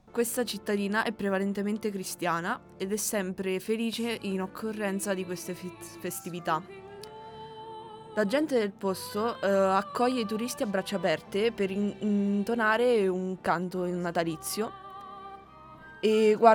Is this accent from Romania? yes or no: yes; Romania; now in Italy; io essendo rumeno